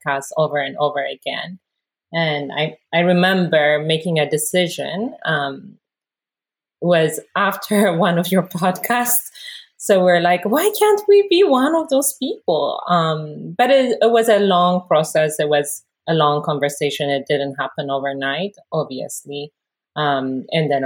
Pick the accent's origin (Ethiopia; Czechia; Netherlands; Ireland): Ethiopia; moved away as an adult; now in United States; I am originally from Ethiopia. I was born and raised there before I moved to U.S. about 21 years ago